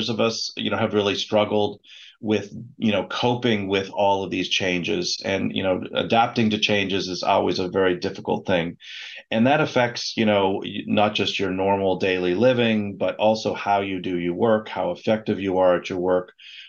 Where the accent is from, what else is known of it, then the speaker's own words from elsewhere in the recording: Canada; also born or lived in Moscow, Russia / Beijing, China; I'm actually a Canadian physician, but done a lot of my work internationally.